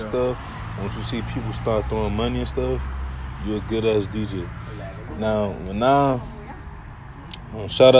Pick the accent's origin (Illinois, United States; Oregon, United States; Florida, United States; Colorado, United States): Florida, United States; Miami; I'm from Miami. I'm from, you know what I'm saying, I'm from Florida.